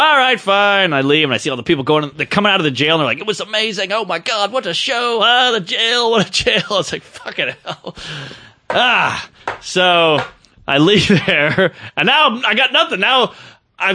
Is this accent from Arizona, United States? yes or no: no; New York, United States; I'm a New Yorker